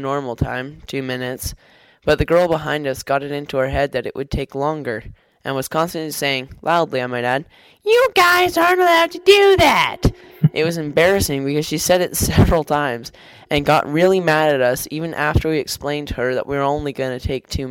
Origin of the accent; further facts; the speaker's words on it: Canada; I'm Canadian